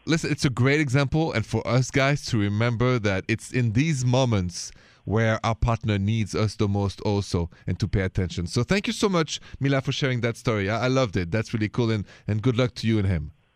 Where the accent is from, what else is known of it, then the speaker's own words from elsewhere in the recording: Paris, Île-de-France, France; accent: French; moved away; And my accent is French. I was born and raised in, in Paris, France.